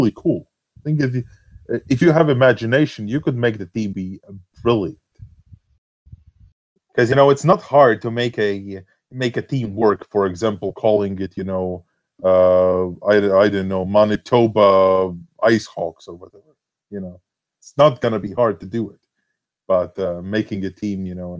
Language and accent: English; Latvia; I'm Latvian. You know? I'm from Latvia and I've born and, you know, raised here